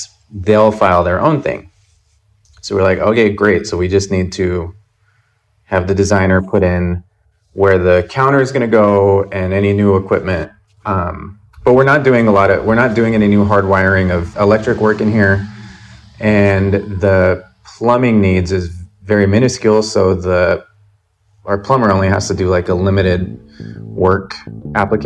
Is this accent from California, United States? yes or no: no; Albuquerque, New Mexico, United States; now in New York, United States; my hometown in Albuquerque